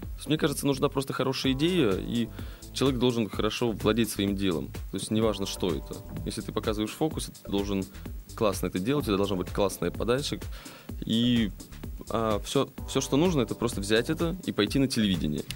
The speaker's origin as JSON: {"language": "Russian", "region": "Saint Petersburg", "country": "Russia", "tie": "born or raised there", "said": "родился я в Питере здесь"}